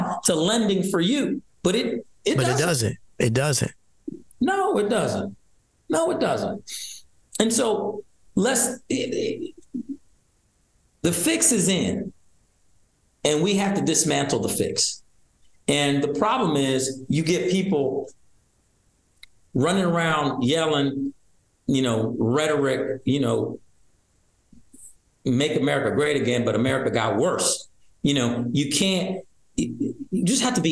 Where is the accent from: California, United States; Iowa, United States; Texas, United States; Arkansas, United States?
Iowa, United States; now in Michigan, United States; I was born in Iowa, but I chose to move here 7 years ago